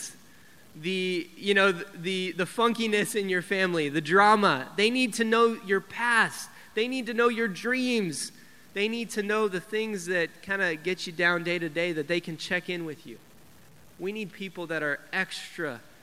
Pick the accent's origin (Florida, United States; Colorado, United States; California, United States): Colorado, United States; Denver; I grew up in Denver. I grew up in the teen ministry in Denver.